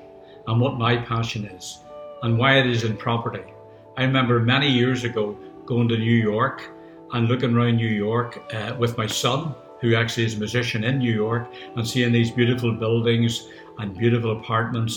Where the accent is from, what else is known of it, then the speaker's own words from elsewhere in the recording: Northern Ireland, United Kingdom; being Northern Ireland and my accent